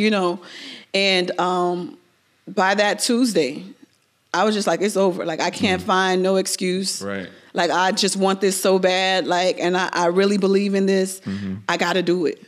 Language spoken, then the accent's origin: English; Miami, Florida, United States; I was born and raised in Miami.